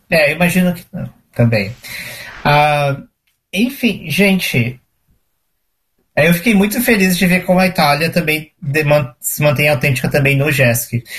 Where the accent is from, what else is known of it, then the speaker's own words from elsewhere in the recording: Porto Alegre, Rio Grande do Sul, Brazil; moved away; eu morava em Porto Alegre, eu sou de Porto Alegre